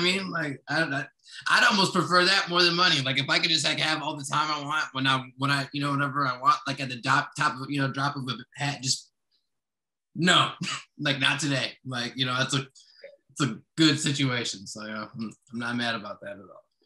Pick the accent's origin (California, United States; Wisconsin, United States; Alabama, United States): Wisconsin, United States; Kenosha; also born or lived in Florida / Chicago; now in Milwaukee, United States; I was raised for the most part in Kenosha.